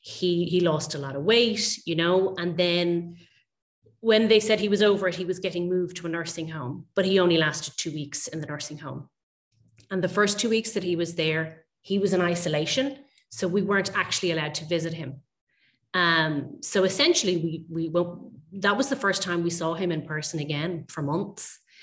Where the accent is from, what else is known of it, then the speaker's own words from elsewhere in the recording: Dublin, Leinster, Ireland; I'm a photographer from Dublin in Ireland. I'm mainly focused on photographing my local area where I grew up.